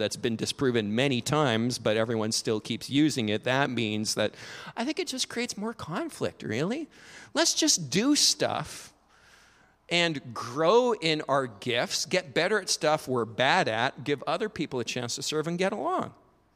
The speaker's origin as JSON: {"language": "English", "region": "Alberta", "country": "Canada", "tie": "born or raised there", "said": "I grew up in Alberta"}